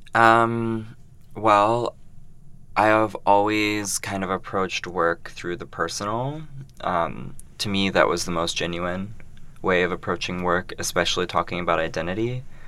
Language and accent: English; Columbus, Ohio, United States; also born or lived in Brooklyn, New York; now in New York, United States; I am a queer non binary artist working in Brooklyn, New York, um, but I'm originally from Columbus, Ohio. Midwest.